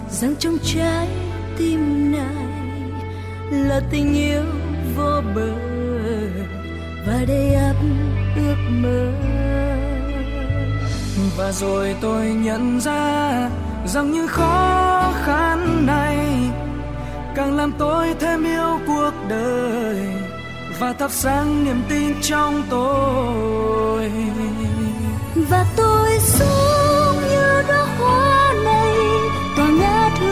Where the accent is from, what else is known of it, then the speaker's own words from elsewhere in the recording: Đắk Lắk, Vietnam; born there; Tôi sinh ra ở Đắk Lắk.